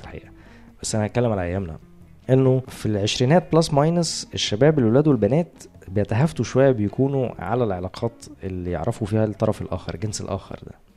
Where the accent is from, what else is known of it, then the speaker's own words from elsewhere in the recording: Egypt; احنا بما ان احنا مصريين